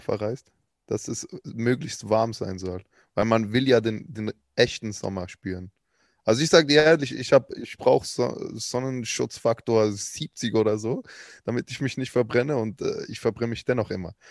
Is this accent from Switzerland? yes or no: yes; Switzerland; Ich bin ja Schweizer